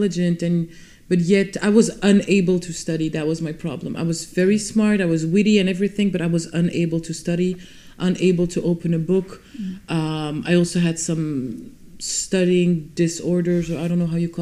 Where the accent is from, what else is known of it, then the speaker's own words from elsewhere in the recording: Vilvoorde, Flanders, Belgium; also born or lived in Brussels; I was born in Brussels, and at the age of 5-6, I moved to the Vilvoorde, which is a city in Flanders, really close to Brussels, and I still live there now. And yeah, I grew up there, went to school there